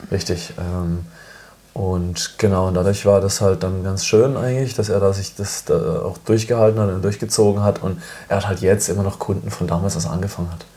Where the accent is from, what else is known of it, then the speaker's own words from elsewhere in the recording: Freiburg, Baden-Württemberg, Germany; ich komme ja aus Freiburg, ähm, bin geboren in Freiburg